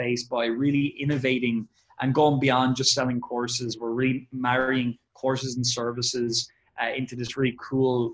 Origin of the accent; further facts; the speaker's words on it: Ireland; We're from Ireland. We're not from the States.